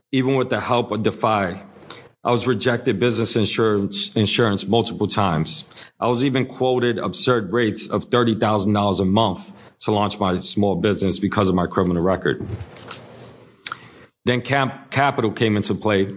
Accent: New York City, New York, United States; I'm born and raised in the Lower East Side of New York City

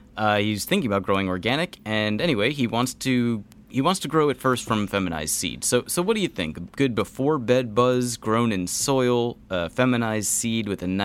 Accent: Texas, United States; Yes, I'm from Texas.

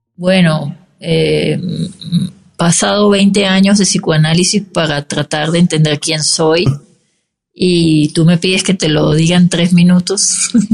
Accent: Venezuela; moved away as an adult; now in Mexico; mi país, Venezuela

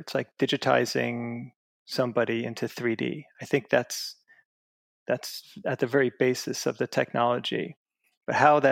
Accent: Long Island, New York, United States; I grew up in Long Island, New York

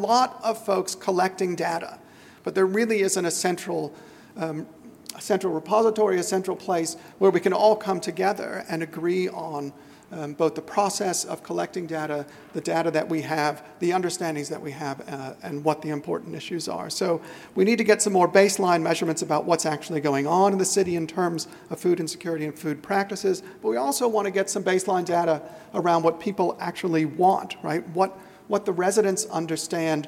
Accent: United States; now in Australia; I'm American

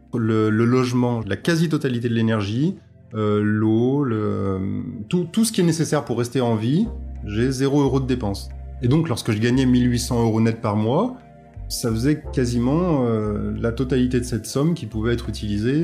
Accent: Auvergne-Rhône-Alpes, France; moved away; also born or lived in Paris / south of France / Beaujolais / Franche-Comté; J'ai grandi à la campagne, dans un petit village de, la région Rhône-Alpes

